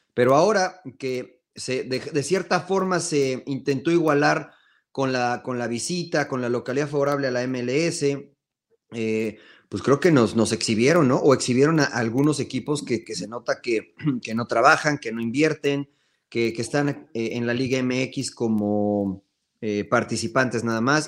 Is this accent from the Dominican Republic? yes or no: no; Mexico; Como mexicanos